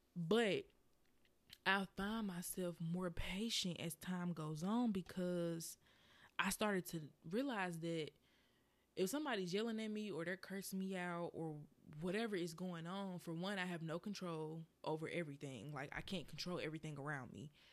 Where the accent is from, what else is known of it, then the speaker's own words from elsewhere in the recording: Birmingham, Alabama, United States; if you hear my accent come out, it is because I am from Birmingham, Alabama.